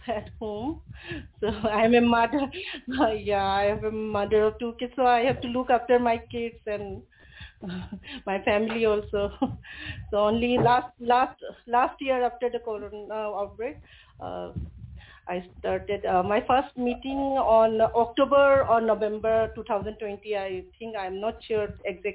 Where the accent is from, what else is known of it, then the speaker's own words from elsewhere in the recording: Manipur, India; first language Manipuri; English is a second language; I belong to Manipuri family of India